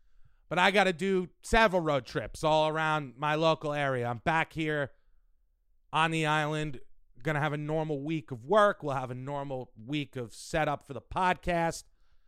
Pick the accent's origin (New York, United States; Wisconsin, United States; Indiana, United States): New York, United States; New York City; Because we're from New York.